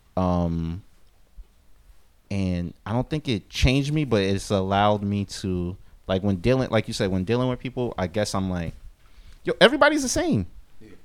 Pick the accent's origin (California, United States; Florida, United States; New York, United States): New York, United States; New York City